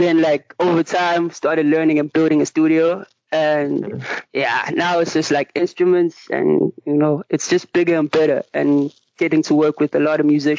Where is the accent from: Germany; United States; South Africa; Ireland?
South Africa; Richards Bay, KwaZulu-Natal; now in Durban, South Africa; I was born and raised in Richards Bay, and then I came to Durban to actually just study and, you know, do music also, you know.